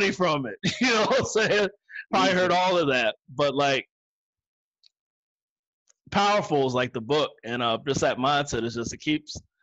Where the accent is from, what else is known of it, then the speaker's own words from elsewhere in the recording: Northern Virginia, United States; I'm from Northern Virginia